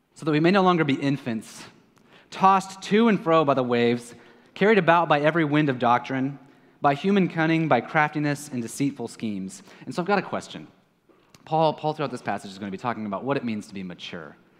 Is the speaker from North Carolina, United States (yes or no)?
no; Kansas City, Missouri, United States; now in San Juan, Puerto Rico; I am from Kansas City.